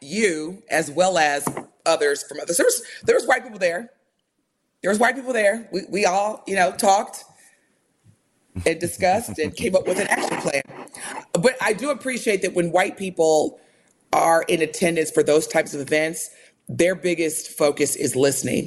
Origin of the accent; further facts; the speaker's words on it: United States; growing up in America